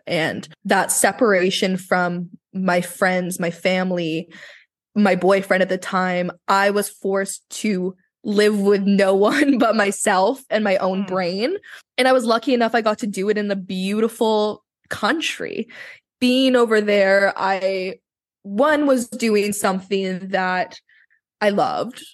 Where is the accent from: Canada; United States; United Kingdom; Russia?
Canada; Vancouver, British Columbia; I was born here in Vancouver